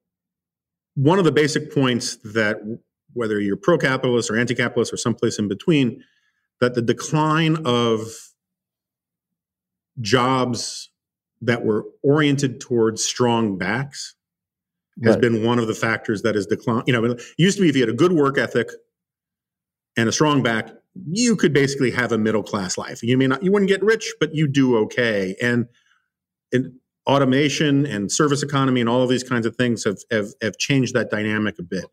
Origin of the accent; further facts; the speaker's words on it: New York, United States; growing up in New York